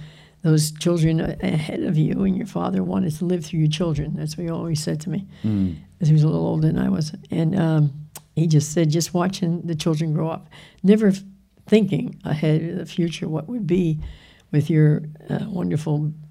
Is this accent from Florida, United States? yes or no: yes; Florida, United States; I come from Florida.